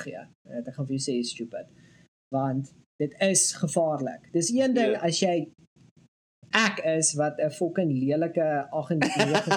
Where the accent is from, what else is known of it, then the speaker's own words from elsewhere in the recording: South Africa; Ek is 'n fucking Suid-Afrikaner